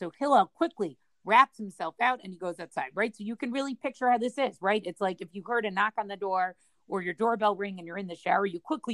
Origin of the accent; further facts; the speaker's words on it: Boston, Massachusetts, United States; I grew up in Boston